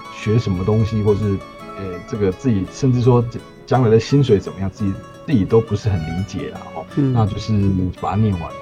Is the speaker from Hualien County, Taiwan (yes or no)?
yes; Hualien, Hualien County, Taiwan; 我是花莲人